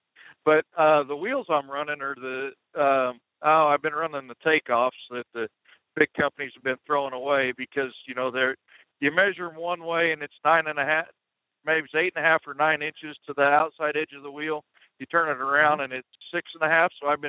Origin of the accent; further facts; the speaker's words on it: Alberta, Canada; The southern part, the Oklahoma part.